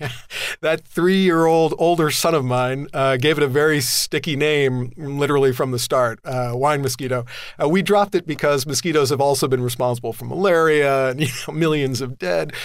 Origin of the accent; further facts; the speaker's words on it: Southern California, United States; I grew up in Southern California